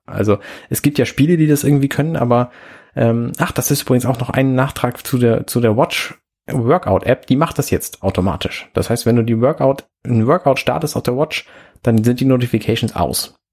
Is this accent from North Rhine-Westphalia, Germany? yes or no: no; Hamburg, Germany; also ich glaube nicht, dass ich da als Hamburger irgendwas von haben werde, von diesem Indoor Navigation Feature.